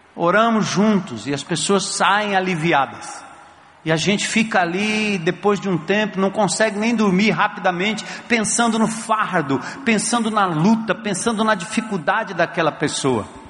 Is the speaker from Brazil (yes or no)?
yes; Cantareira, São Paulo, Brazil; principalmente a Cantareira, que foi exatamente a região onde eu nasci e me criei